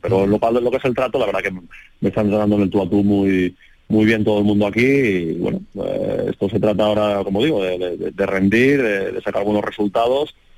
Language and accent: Spanish; Valencian Community, Spain; moved away as an adult; also born or lived in Jerez de la Frontera, Andalusia; casi había pasado más años en, Andalucía que, prácticamente en mi Valencia Natal